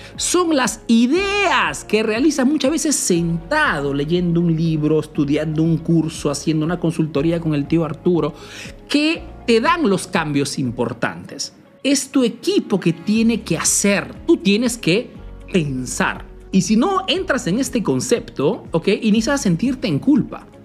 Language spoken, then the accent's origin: Spanish; Peru; now in Italy